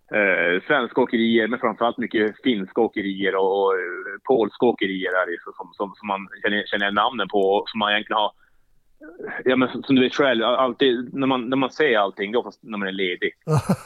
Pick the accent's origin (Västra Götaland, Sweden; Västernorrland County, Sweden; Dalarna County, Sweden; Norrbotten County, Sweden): Norrbotten County, Sweden; Jokkmokk; moved away; also born or lived in Eskilstuna; uppvuxen i Jokkmokk